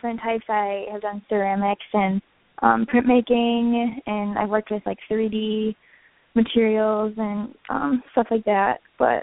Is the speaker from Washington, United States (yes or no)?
no; Westland, Michigan, United States; also born or lived in Detroit, Michigan; I'm from Detroit. I'm from Westland, Michigan. I went to Ladywood High School